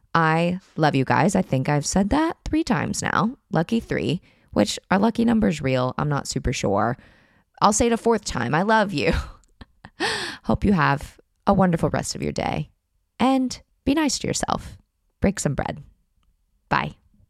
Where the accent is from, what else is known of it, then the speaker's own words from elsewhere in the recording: United States; moved away as an adult; now in France; if you did grow up in my country